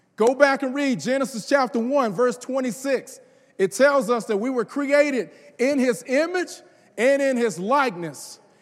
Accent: the South, United States; I'm from the South

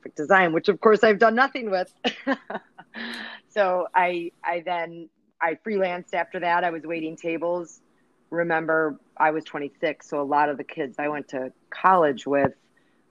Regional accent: Chicago, Illinois, United States; Born, raised in Chicago, where I still live. I've never left

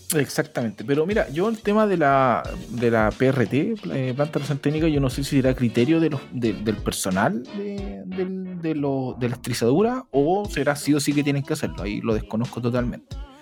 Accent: Chile; como buen chileno

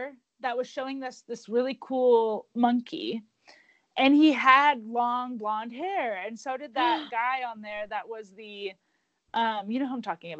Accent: Oklahoma, United States; I grew up in Oklahoma, literally, since I was, like, one.

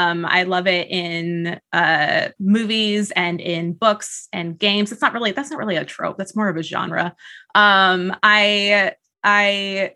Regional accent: California, United States; I grew up in the Southgate area of Yosemite. So a lot of my inspiration, for novels that I was writing 10 years ago, plus Briardark, came from that, the Sierra Nevadas.

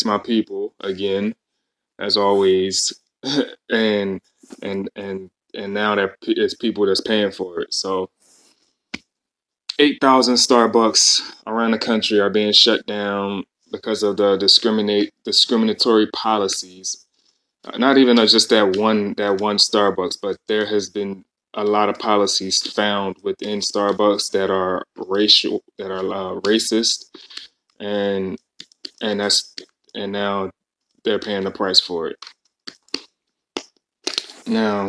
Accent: Philadelphia, Pennsylvania, United States; I'm from Philadelphia

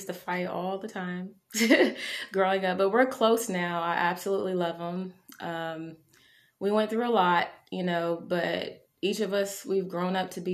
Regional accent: Marion, Ohio, United States; now in Columbus, United States; I am from Marion, Ohio. I was born there and raised there for a lot of my childhood

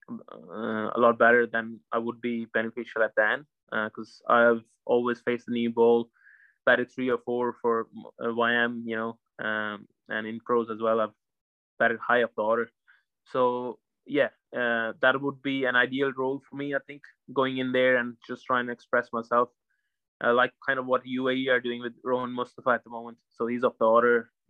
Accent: Ireland; for us as Irish cricketers, it's it's a, it's a huge like huge thing

